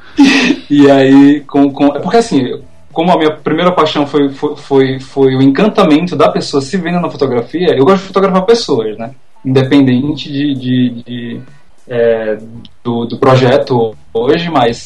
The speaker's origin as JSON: {"language": "Portuguese", "town": "Maceió", "region": "Alagoas", "country": "Brazil", "tie": "born or raised there", "also_born_or_lived": "interior of São Paulo", "moved": "as an adult", "lives_now": "São Paulo, Brazil", "said": "eu sou daqui do interior de São Paulo, mas eu fui para lá criança e acabei minha, passei minha adolescência inteira em Maceió. Então, eu sou um, um eu sou um nordestino pirata, mas nordestino"}